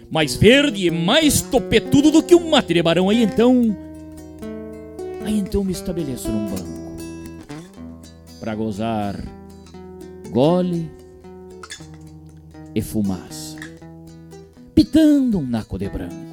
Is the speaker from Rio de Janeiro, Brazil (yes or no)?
no; Rosário do Sul, Rio Grande do Sul, Brazil; moved away; eu sou natural lá de Rosário do Sul, fronteira oeste do nosso estado, uma cidade que eu tenho muito orgulho.